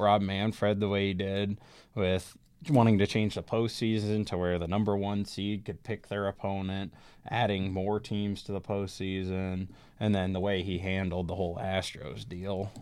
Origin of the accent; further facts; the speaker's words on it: Omaha, Nebraska, United States; growing up in Omaha